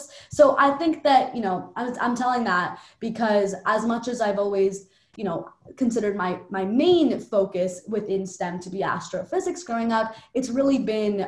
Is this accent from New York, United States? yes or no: yes; New York City, New York, United States; I grew up in Park Slope, Brooklyn. I still live in Park Slope, Brooklyn